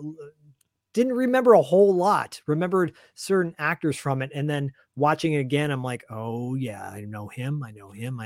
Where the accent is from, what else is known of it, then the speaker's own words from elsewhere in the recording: Royal Oak, Michigan, United States; I was born in Michigan, outside of Detroit